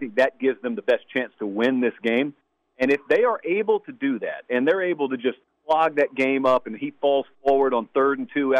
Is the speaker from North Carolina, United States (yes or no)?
no; Georgia, United States; I grew up in Georgia